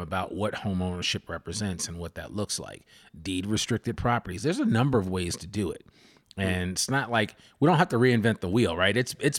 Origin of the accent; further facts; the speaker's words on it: Massachusetts, United States; Like when I came from Massachusetts, Mass, they have a thing called Mass Housing.